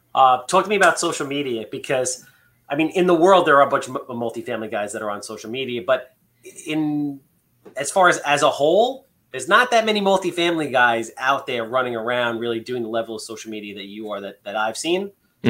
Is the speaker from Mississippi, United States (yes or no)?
no; Long Island, New York, United States; we're from Long Island.